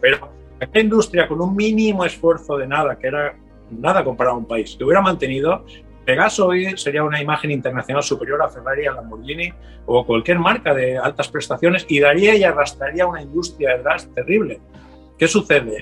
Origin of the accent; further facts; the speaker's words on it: Torrent, Valencian Community, Spain; desde un tallercito pequeño en Torrente, mi ciudad natal en Valencia